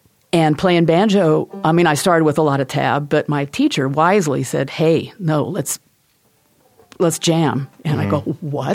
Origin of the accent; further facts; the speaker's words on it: Southern California, United States; now in Port Townsend, United States; I grew up in Southern California